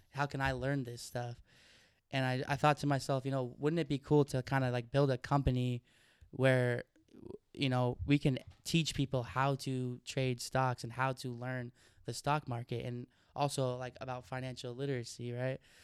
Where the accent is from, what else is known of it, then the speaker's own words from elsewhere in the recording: Oregon, United States; I grew up in Oregon